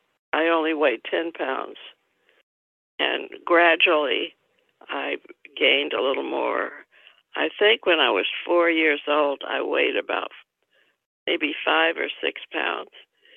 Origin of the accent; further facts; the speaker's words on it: Tampa, Florida, United States; I was born in Tampa, Florida, on August 5th, 1931. It was in the midst of the Depression.